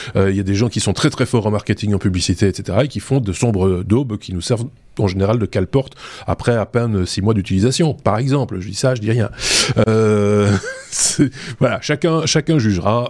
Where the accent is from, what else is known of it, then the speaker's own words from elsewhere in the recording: Belgium; c'est ce qu'on a appelé chez nous en Belgique l'enseignement rénové